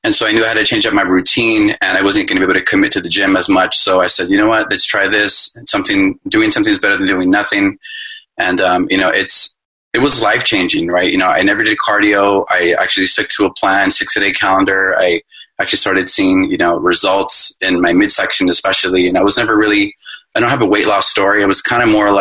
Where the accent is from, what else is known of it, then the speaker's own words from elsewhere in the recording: Los Angeles, California, United States; I'm from Los Angeles, California